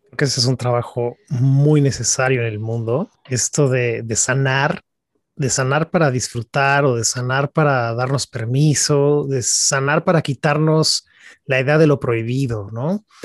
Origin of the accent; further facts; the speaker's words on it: Mexico; siendo los tres mexicanos